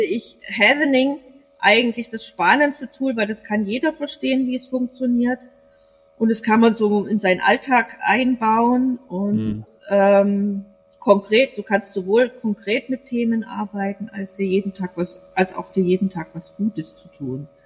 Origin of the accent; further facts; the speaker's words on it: East Germany, Germany; now in Bavaria, Germany; als Ossi